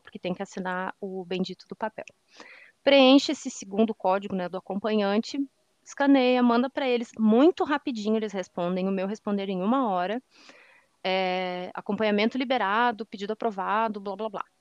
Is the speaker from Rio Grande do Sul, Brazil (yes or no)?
yes; Canoas, Rio Grande do Sul, Brazil; moved away; also born or lived in Curitiba / Salvador / Teixeira de Freitas, Bahia; Hoje voltei para minha cidade natal, Canoas, no Rio Grande do Sul